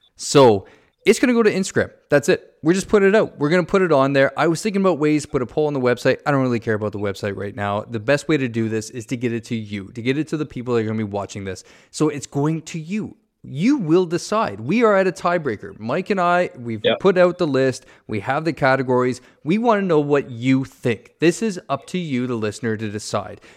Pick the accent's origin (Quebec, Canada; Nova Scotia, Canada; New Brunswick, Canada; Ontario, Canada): Ontario, Canada; moved away; I'm from Ontario